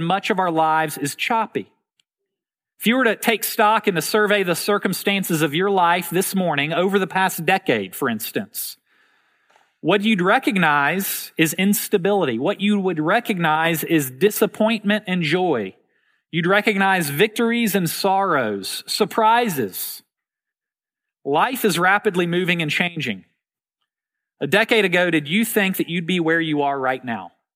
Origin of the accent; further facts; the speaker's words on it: Memphis, Tennessee, United States; When I was young, growing up in Memphis, Tennessee